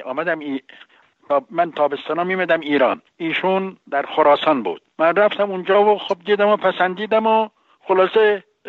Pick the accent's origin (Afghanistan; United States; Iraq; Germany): Iraq; Najaf, Najaf Governorate; now in Tehran, Iran; من در نجف متولد شدم